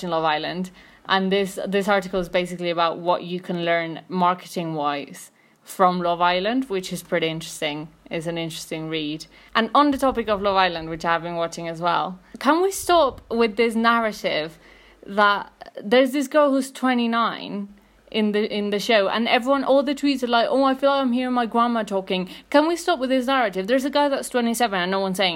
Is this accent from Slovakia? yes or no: no; Mexico City, Mexico; I'm from Mexico City.